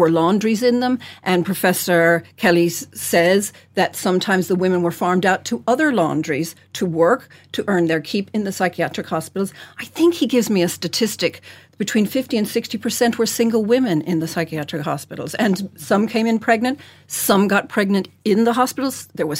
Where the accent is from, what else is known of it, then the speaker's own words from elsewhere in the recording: Ireland; also born or lived in United States; I'm Irish, but I didn't always live here